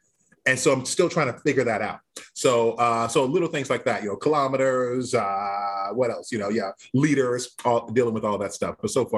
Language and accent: English; Georgia, United States; moved away as an adult; now in Ontario, Canada; I was just getting to Canada because I'm from Georgia. I had been working at the Alliance Theater in Atlanta. Now I'm up here in Ontario, Canada, working at the Stratford Festival.